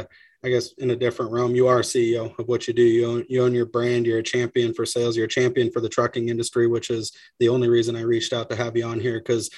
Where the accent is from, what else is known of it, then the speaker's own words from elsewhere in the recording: Pacific Northwest, United States; I'm from Northwest, man.